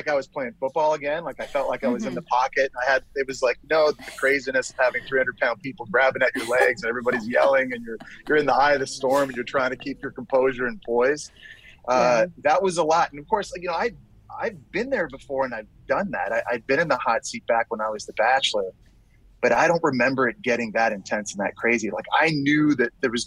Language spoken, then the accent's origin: English; Canada; now in New York, United States; I'm Canadian